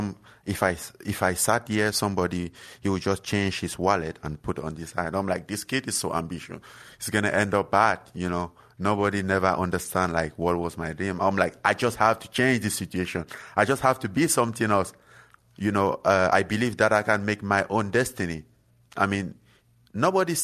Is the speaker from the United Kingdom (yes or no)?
no; Cameroon; moved away; where I'm from Cameroon and from some small village